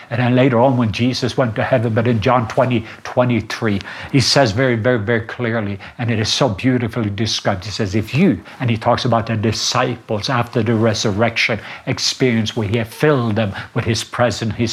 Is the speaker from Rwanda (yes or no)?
yes; Rwanda; English is a second language; I came from Rwanda and I saw the miracle key of forgiveness, what it can do.